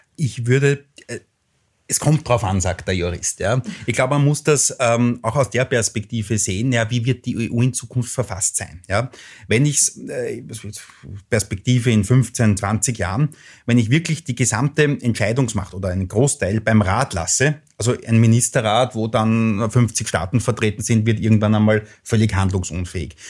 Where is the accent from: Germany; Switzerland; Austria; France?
Austria; Lower Austria; also born or lived in England; in mein Heimatland schaue, nach Niederösterreich